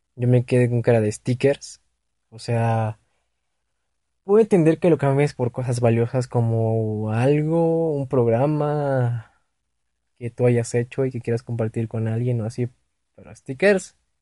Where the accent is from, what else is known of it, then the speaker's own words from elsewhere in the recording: Mexico City, Mexico; Yo soy del DF